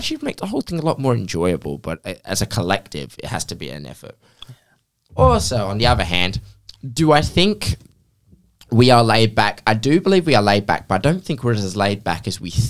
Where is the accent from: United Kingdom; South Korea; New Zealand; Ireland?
United Kingdom; England; now in Australia; I'm from England